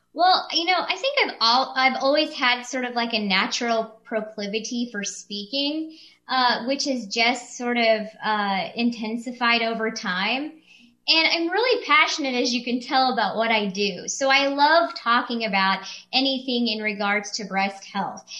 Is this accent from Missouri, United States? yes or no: yes; Kansas City, Missouri, United States; moved away as an adult; I came back to practice in the area in which I was raised in July of 2018